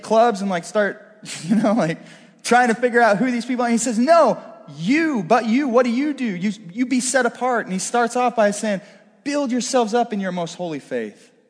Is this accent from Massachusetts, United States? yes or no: no; Northeast Missouri, United States; I'm kind of a country boy at heart. I grew up in Northeast Missouri